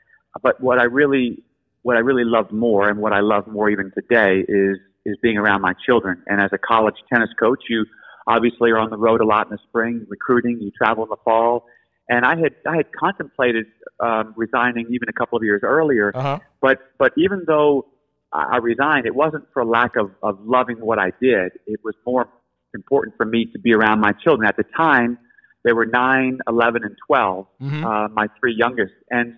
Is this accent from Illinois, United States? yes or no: no; New Orleans, Louisiana, United States; also born or lived in New York; I grew up in New Orleans.